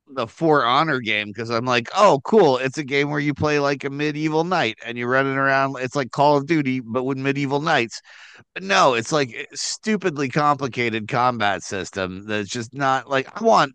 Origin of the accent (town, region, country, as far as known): Midwest, United States